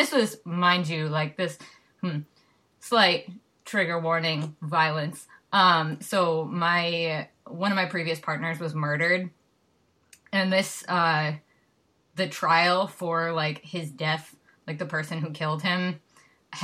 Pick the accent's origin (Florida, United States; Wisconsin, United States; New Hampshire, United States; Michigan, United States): Wisconsin, United States; moved away as an adult; now in Quincy, United States; my hometown, because I moved across the country from Wisconsin to Boston